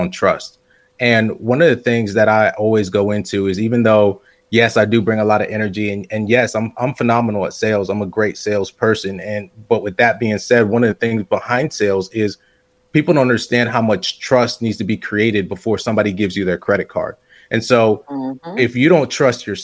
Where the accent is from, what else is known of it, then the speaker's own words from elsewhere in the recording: West Palm Beach, Florida, United States; moved away as an adult; also born or lived in New Jersey / Tampa, Florida / St. Petersburg, Florida / Sarasota, Florida; now in Asheville, United States; raised in West Palm Beach